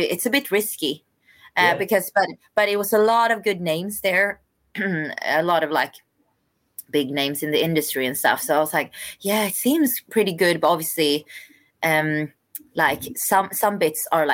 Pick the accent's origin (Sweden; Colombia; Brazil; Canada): Sweden; also born or lived in South Korea / London, United Kingdom; I'm adopted from South Korea. So I came to Sweden when I was like 5.5 months. So unfortunately I don't speak any Korean, but yeah, I'm definitely Swedish